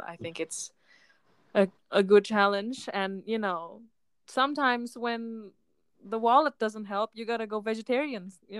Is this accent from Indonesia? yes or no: yes; Jakarta, Indonesia; moved away as an adult; now in Japan; So I'm originally from Jakarta, Indonesia. I was born and raised in Jakarta, and now I'm coming on my third year or 2.5 years living in Japan. I'm 21 years old, and I'm a third-year student.